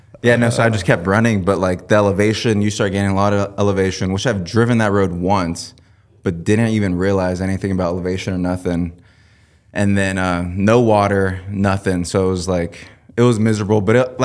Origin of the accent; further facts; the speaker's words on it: Vancouver, Washington, United States; I came from Vancouver, Washington. Porter always says Portland, Oregon.